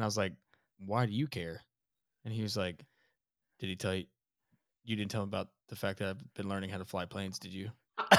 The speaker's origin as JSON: {"language": "English", "region": "Alabama", "country": "United States", "also_born_or_lived": "Texas", "moved": "yes", "said": "I'm from Alabama."}